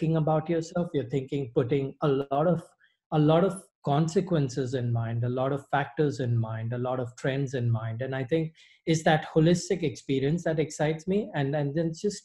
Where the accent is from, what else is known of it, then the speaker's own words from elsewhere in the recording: Mumbai, Maharashtra, India; moved away as an adult; also born or lived in Middle East / Dubai / Singapore / Savannah; I'm originally from Bombay, India. I was born and raised there.